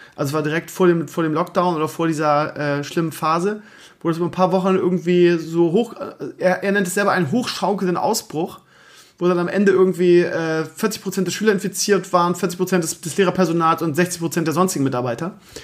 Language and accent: German; Bremen, Germany; also born or lived in Lower Saxony; now in Schleswig-Holstein, Germany; eigentlich bin ich ja Bremer aber eigentlich bin ich ja jetzt Niedersachse jetzt zehn Jahre jetzt bin ich ja Schleswig-Holsteiner